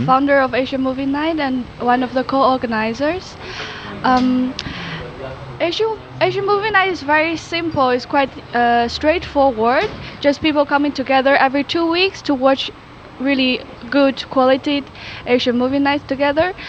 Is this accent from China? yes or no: yes; China; now in Netherlands; I'm from China